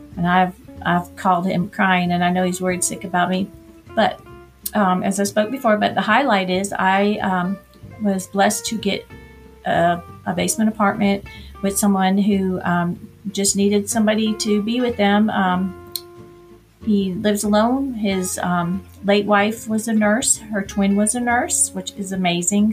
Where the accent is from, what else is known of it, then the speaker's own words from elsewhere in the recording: Orlando, Florida, United States; moved away as an adult; now in Atlanta, United States; I'm from Orlando, and I guess growing up there it wasn't.